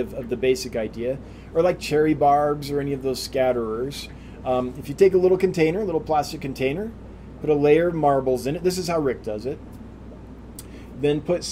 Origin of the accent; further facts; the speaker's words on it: El Dorado County, California, United States; I grew up in El Dorado County